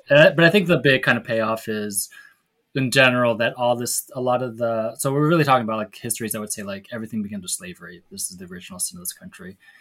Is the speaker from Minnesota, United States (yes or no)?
no; Seattle, Washington, United States; Tammy and me growing up in Seattle